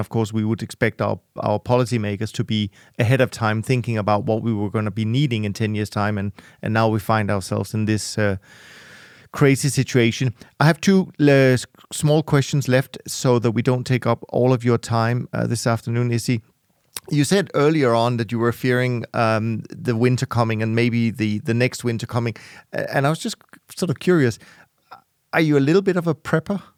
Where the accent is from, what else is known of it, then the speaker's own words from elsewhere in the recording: Denmark; now in Switzerland; as a Dane growing up in Denmark as a kid